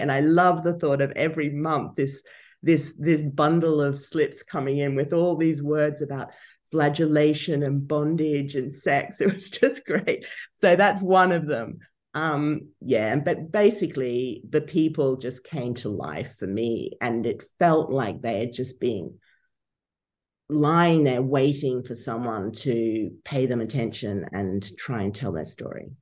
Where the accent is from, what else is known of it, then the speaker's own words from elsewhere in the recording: Brisbane, Queensland, Australia; moved away as an adult; also born or lived in Canberra / Oxford; I'm from Brizzy